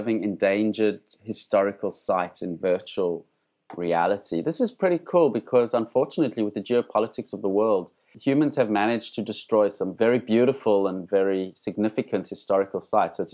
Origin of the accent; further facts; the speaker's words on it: Johannesburg, Gauteng, South Africa; I grew up in Johannesburg